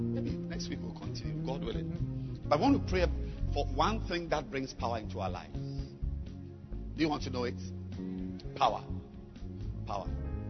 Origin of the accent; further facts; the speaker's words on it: New York, United States; English is a second language; I came from Harlem, New York.